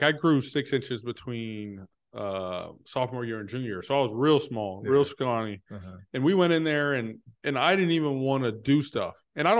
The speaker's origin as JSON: {"language": "English", "region": "Texas", "country": "United States", "said": "I'm from Texas, where working out and weightlifting in middle school is a thing."}